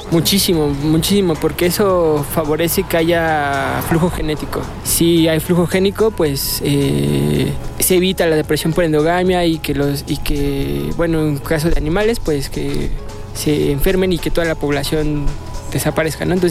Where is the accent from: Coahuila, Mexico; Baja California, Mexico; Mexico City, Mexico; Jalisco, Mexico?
Coahuila, Mexico; Torreón; de donde vengo, que es de Torreón, de Gómez, no, no se ve eso